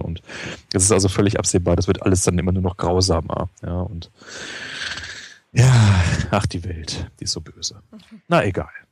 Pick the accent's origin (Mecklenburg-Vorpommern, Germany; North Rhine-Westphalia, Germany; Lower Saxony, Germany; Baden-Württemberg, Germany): North Rhine-Westphalia, Germany; Ruhr area; also born or lived in Göttingen; now in Berlin, Germany; Ich komme ja aus dem Ruhrpott